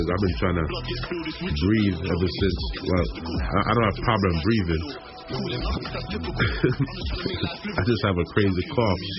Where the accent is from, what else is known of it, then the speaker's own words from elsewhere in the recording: New York, United States; I'm I'm from New York